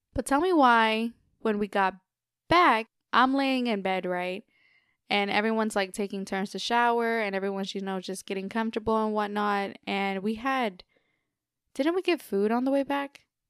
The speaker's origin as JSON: {"language": "English", "region": "Texas", "country": "United States", "said": "we're from Texas"}